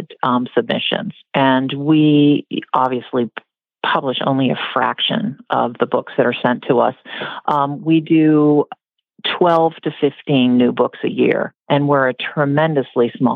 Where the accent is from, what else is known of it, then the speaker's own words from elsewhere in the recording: southern New Hampshire, United States; I grew up in southern New Hampshire, about 10 miles from where Sally Swift lived and taught.